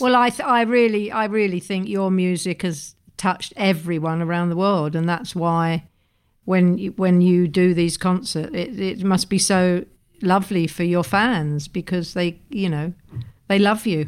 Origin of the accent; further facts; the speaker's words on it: England, United Kingdom; as an English person